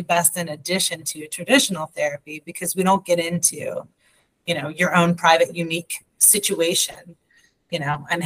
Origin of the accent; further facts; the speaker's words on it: United States; first language English; also born or lived in Hamilton, Ohio; I am that American. I only speak English